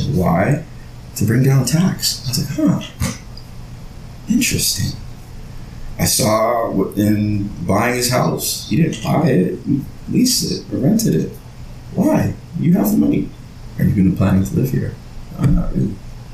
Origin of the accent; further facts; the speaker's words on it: Toronto, Ontario, Canada; also born or lived in Brampton, Ontario; growing up in Scarborough